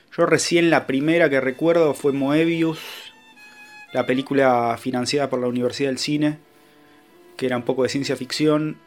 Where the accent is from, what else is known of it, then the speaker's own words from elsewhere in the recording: Haedo, Buenos Aires Province, Argentina; acá en Aedo, de donde soy yo